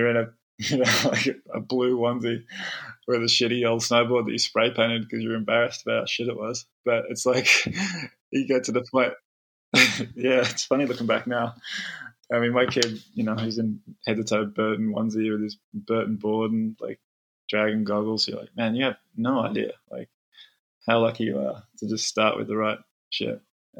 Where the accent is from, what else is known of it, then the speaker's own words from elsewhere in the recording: Melbourne, Victoria, Australia; born there; Like, I was born in Melbourne, haven't been back there since.